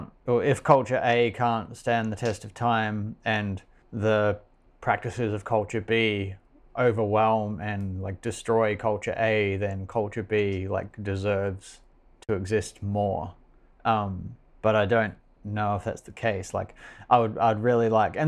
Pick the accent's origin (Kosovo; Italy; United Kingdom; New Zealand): New Zealand; also born or lived in Australia; I was born in Australia to parents from New Zealand, and I moved back to New Zealand where I just essentially had no meaningful identity